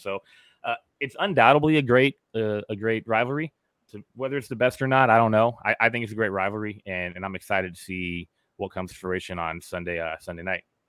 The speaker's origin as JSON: {"language": "English", "region": "Southern California", "country": "United States", "tie": "born or raised there", "said": "I grew up in Southern California."}